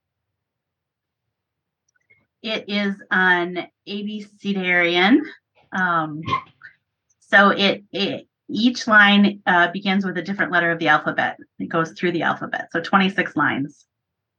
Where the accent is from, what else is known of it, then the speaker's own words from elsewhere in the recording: Minnesota, United States; I live in Minnesota. I grew up in farm country in Minnesota